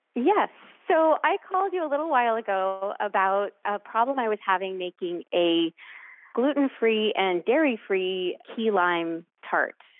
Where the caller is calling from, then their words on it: Lexington, Massachusetts, United States; I'm calling from Lexington, Massachusetts